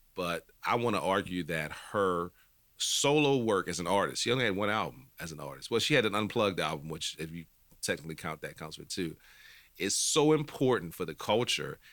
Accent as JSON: {"language": "English", "town": "New Orleans", "region": "Louisiana", "country": "United States", "said": "I'm from New Orleans"}